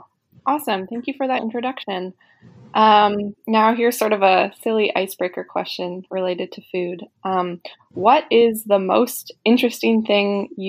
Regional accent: Calgary, Alberta, Canada; moved away as an adult; now in Victoria, Canada; I am a settler with Danish ancestry living on Lekwungen territory. I grew up in Calgary on Treaty 7 land, specifically in the territory of the Blackfoot and Stoney Nakoda Nations.

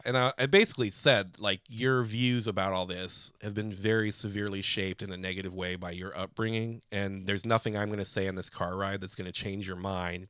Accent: Chicago, Illinois, United States; I'm from Chicago.

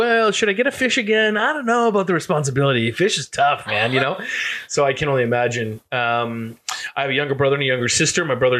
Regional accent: Fairfield, Maine, United States; But yeah, so I grew up in Central Maine.

